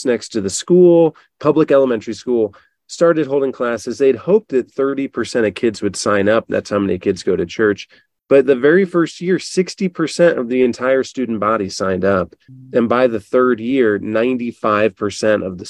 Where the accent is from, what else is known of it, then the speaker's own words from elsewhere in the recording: Northwest Ohio, United States; I live from a small hometown in Northwest Ohio